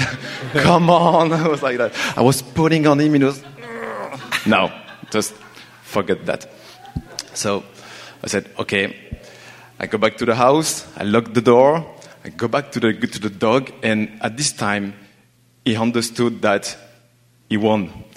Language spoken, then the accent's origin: English; France; English is a second language; moved away as an adult; now in Montreal, Canada; I'm from France. I'm here in Montreal since three years